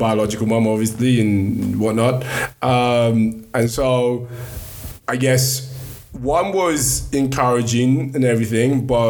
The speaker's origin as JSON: {"language": "English", "country": "Nigeria", "said": "And then the other is that, like, obviously being Nigerian, it's just more education was king."}